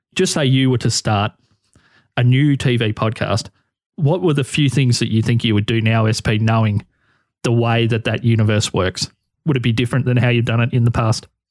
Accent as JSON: {"language": "English", "country": "Australia", "said": "being an Australian who's in his thirties"}